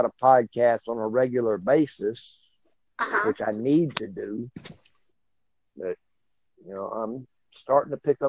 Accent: Plains, Georgia, United States; I was born here in Georgia, and I have been as far away as Oklahoma, but I always come back.

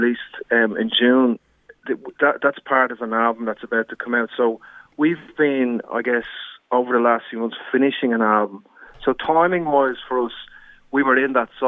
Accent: Dublin, Leinster, Ireland; moved away as an adult; now in Australia; I came over here from Ireland, originally from Dublin. I came over here 22 years ago for a one-year working

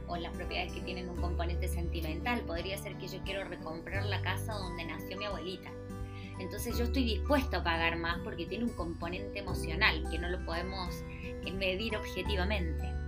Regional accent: Argentina; moved away as an adult; now in Chile; soy una mujer argentina que lleva 18 años en Chile ya

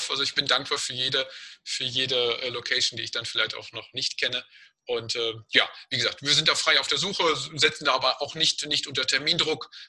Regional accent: Dortmund, North Rhine-Westphalia, Germany; weil ich ganz früher als Kind in Hörner aufgewachsen bin, also wirklich in Laufweite aufgewachsen bin.

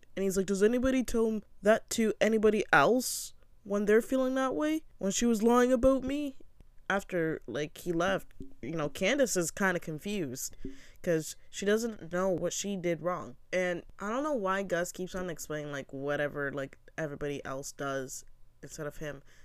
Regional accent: Canada; I'm from Canada

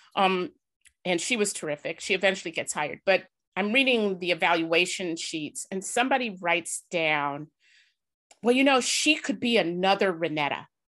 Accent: Chicago, Illinois, United States; I was born in Woodlawn

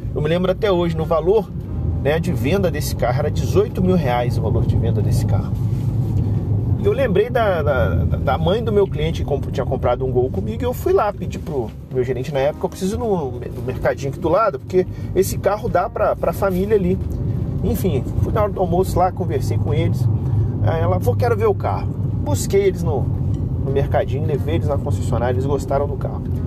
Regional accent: interior of Rio de Janeiro, Brazil; a gente é do interior aqui do Rio de Janeiro

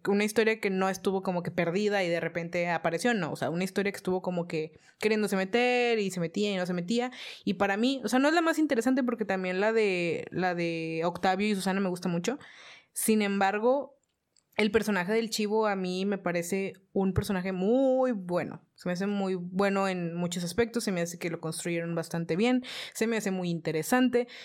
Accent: Mexico; estoy en México y soy mexicana

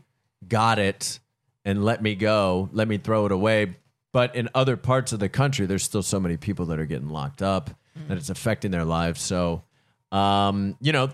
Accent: Pittsburgh, Pennsylvania, United States; accent: Pittsburgh; I'm from Pittsburgh, Pennsylvania

